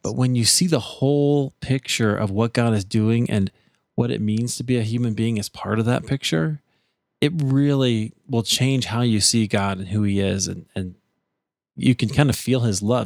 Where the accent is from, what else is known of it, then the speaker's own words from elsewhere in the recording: Des Moines, Iowa, United States; I'm from Des Moines